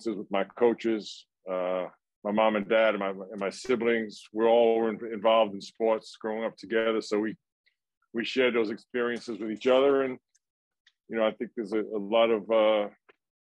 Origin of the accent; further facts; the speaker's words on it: New York City, New York, United States; growing up in my neighborhood in Brooklyn